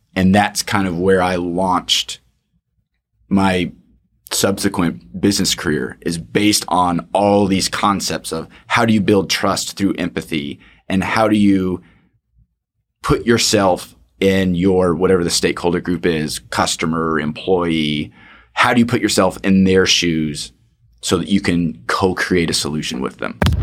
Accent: Fort Worth, Texas, United States; born and raised in Fort Worth, and went to T C U for undergrad

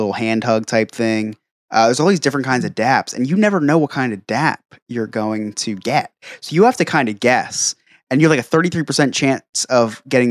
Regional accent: New Jersey, United States; I'm from New Jersey

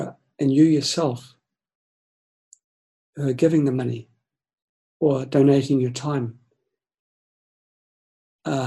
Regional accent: New Zealand; moved away; I'm from New Zealand. My family, my friends, I've got a lot in New Zealand

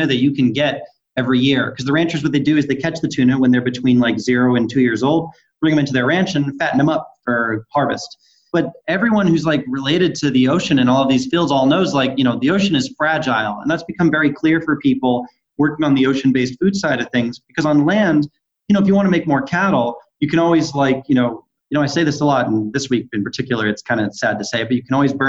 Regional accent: Salem, Massachusetts, United States; moved away as an adult; also born or lived in New York; now in California, United States; I grew up on the North Shore of Boston in the town called Salem, the one with the witch trials

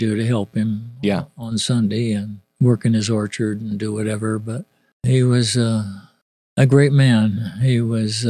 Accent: Roseville, California, United States; I was born in Roseville, California, which is about 15 miles from Sacramento

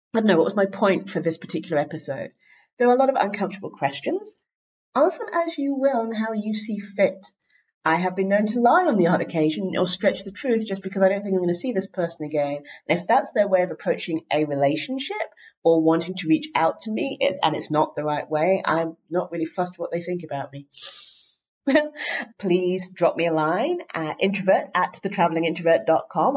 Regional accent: England, United Kingdom; moved away as an adult; I'm from England

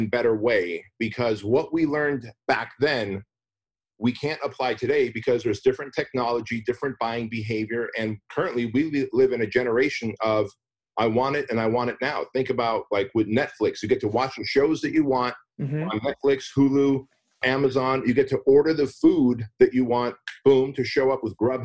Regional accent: United States; English is a second language; also born or lived in Armenia; I was a kid when we came to the United States. I didn't speak English

